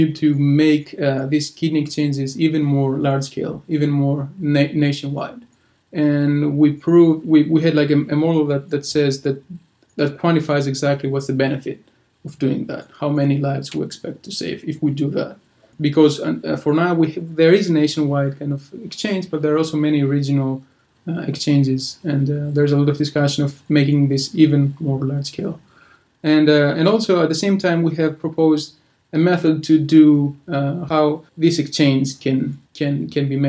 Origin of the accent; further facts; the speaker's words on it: Greece; English is a second language; moved away; I'm from Greece